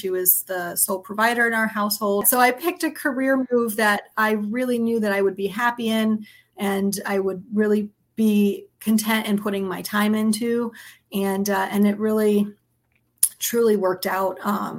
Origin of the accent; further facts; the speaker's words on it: Southwest Florida, United States; also born or lived in Staten Island, New York; We moved down here in 84. So I was two. Wow. And so I grew up down here and, you know, tried for a little while to go away to college. And then I came right back. I was like, nothing is more beautiful than Southwest Florida. I'm coming home.